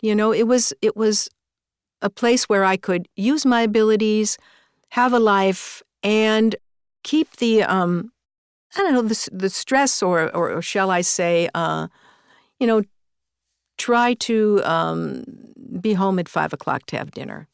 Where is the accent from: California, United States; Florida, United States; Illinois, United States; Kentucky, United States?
Illinois, United States; Chicago; moved away as an adult; now in New York, United States; I'm from Chicago